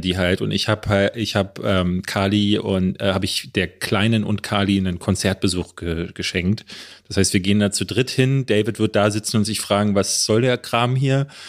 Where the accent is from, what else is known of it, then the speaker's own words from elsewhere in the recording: Berlin, Germany; hier in Berlin-Marzahn, wo ich groß geworden bin